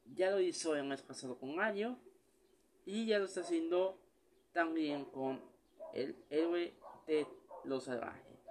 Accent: Mexico; aquí en México

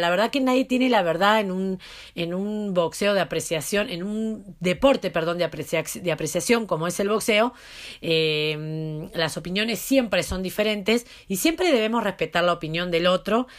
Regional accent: Argentina; como decimos en Argentina

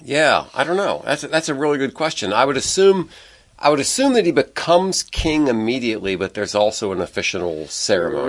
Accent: United States; I grew up in America

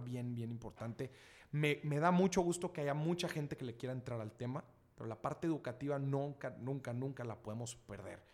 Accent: Mexico; yo, como buen mexicano

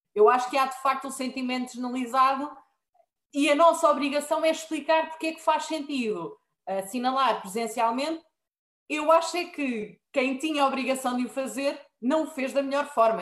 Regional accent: Marinha Grande, Centro, Portugal; eu sou da Marinha Grande

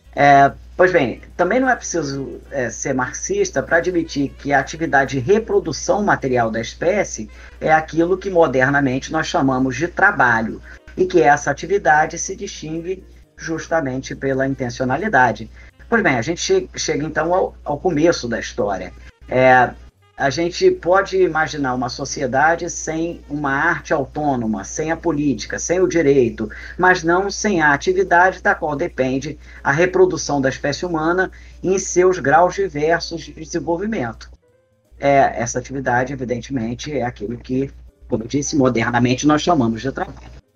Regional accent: Brazil; nós brasileiros

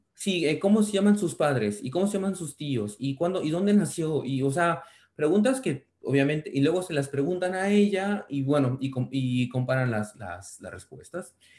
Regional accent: Mexico; now in Barcelona, Spain; sí saben que soy mexicano, pero nunca fui tan, tan tan marcado

